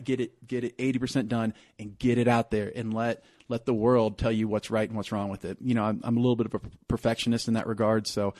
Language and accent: English; San Antonio, Texas, United States; I grew up in San Antonio.